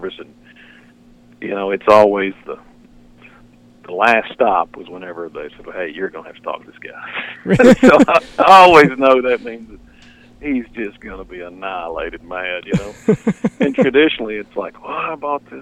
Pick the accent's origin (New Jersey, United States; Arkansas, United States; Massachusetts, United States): Arkansas, United States; I grew up here in Arkansas, and we duck hunted